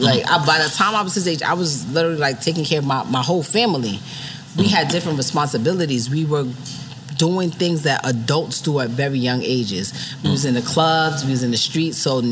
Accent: New York City, New York, United States; I'm from the Bronx, and I'm a hood chick.

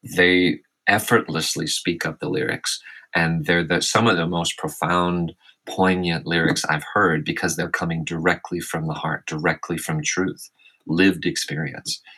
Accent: Arkansas, United States; moved away as an adult; also born or lived in California; born and raised in Arkansas

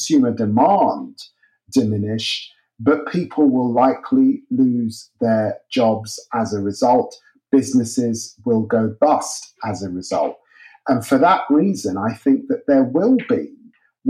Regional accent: Peterborough, East of England, United Kingdom; moved away; my growing up in the city of Peterborough

